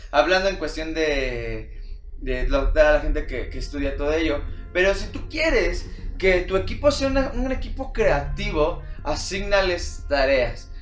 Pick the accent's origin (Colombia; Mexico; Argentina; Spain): Mexico; nosotros como mexicanos